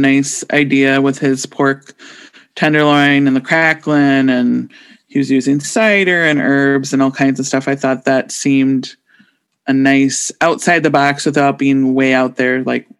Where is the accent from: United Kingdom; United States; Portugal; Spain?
United States; being American